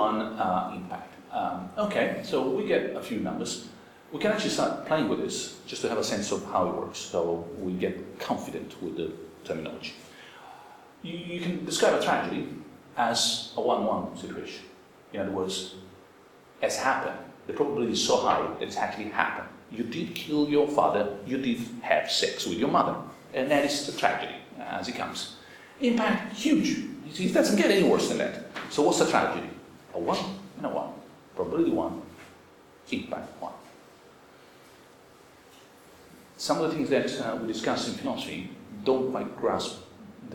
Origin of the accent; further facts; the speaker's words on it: Rome, Lazio, Italy; I grew up in suburbia in Rome